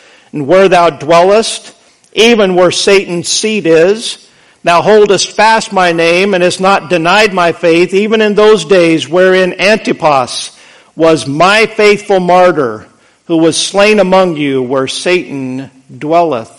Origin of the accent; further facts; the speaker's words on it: United States; We are so spoiled, rotten as American Christians